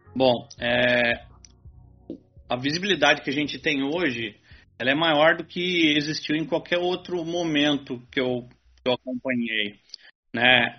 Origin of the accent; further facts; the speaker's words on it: Brazil; sou brasileiro